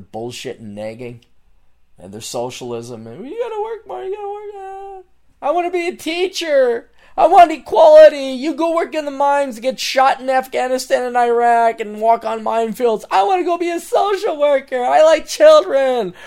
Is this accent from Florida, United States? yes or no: no; Portland, Oregon, United States; I'm from Portland